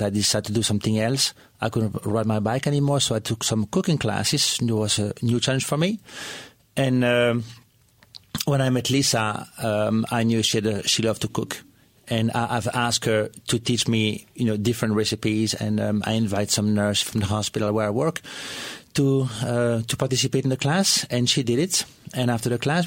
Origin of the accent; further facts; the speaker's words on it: Brussels, Brussels-Capital Region, Belgium; moved away as an adult; now in United States; I was born in Brussels, Belgium, and came to the country when I was 25 years old